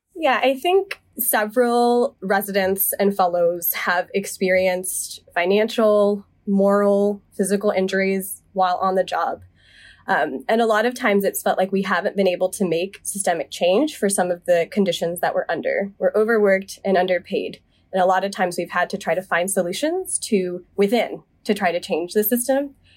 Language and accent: English; Charlotte, North Carolina, United States; moved away as an adult; now in Boston, United States; I was born and raised in the South. I'm from Charlotte, North Carolina